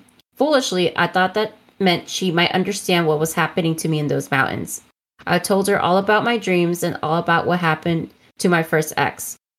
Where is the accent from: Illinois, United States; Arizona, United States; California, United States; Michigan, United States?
California, United States; I spent most of my time hiking outside of my hometown in the Los Angeles National Forest. I lived with my grandmother in the town of Wrightwood.